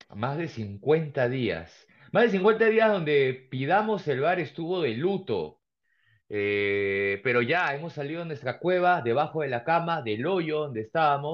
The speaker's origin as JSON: {"language": "Spanish", "country": "Peru", "said": "como peruano"}